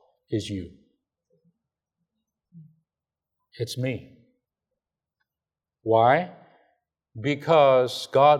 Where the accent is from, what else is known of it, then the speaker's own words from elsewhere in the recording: China; moved away; I'm from China.